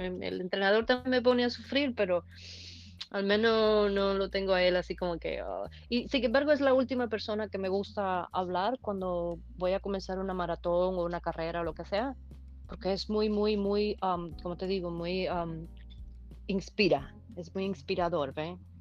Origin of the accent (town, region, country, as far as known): Holguín, Cuba; born or raised there; moved away as an adult; also born or lived in San Antonio del Sur, Guantánamo, Cuba / Florida, United States; now in California, United States